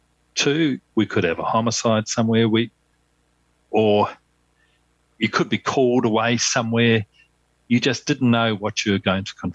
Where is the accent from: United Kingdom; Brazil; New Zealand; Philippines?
New Zealand; growing up in New Zealand